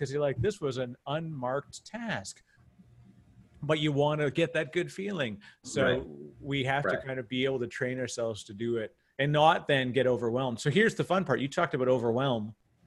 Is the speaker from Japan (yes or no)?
no; Canada; accent: Canadian; he's also a fellow Canadian, I get to use my Canadian accent